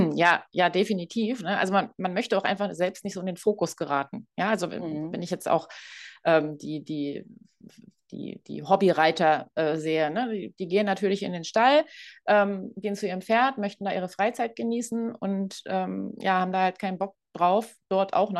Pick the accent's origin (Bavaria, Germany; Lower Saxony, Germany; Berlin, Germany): Berlin, Germany; moved away; ich komme ursprünglich aus Berlin